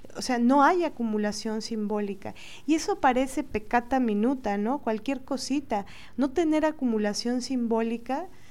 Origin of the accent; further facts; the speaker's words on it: Mexico; como mujeres latinas, mexicanas, morenas